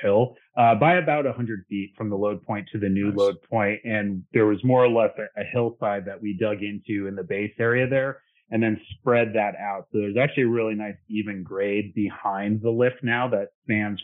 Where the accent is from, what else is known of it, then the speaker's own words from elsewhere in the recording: Hudson Valley, New York, United States; moved away as an adult; also born or lived in Midwest / Missouri; now in New Hampshire, United States; I was born and raised in the Hudson Valley of New York